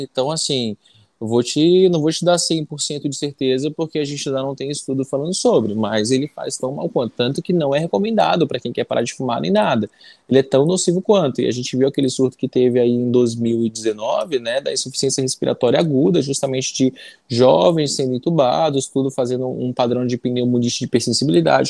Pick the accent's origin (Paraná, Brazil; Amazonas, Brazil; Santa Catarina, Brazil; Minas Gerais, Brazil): Amazonas, Brazil; Manacapuru; also born or lived in Anori, Amazonas / São Paulo; Eu sou daqui do Amazonas mesmo, na verdade, eu sou eu do interior do Amazonas. Nasci em Anuri, fiz toda a minha escola na, em Manacapuru